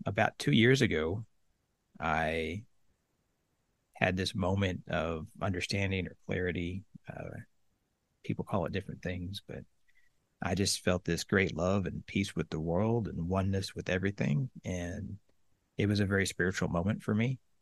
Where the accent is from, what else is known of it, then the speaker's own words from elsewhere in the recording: Oklahoma, United States; moved away as an adult; I grew up in Oklahoma, a little small town in the middle of the state, uh, about eight thousand people.